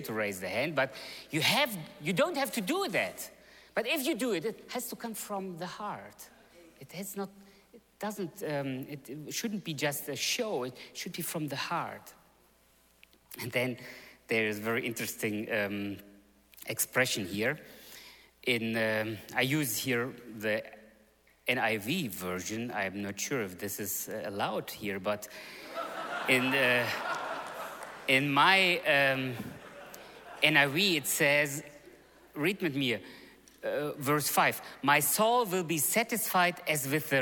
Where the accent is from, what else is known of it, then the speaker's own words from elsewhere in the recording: Germany; moved away; also born or lived in Russia; I was born in Russia. But I grew up actually in Germany. I came to Germany in 1976, so my parents came earlier than the whole movement came. So I grew up in Germany.